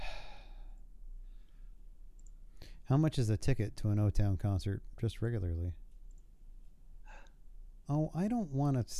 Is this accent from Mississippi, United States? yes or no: no; New Jersey, United States; moved away; I grew up in New Jersey, spent 20-something years of my life there